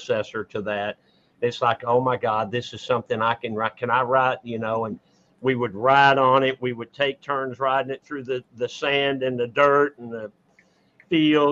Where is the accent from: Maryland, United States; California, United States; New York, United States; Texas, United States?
Texas, United States; Dallas; born or raised there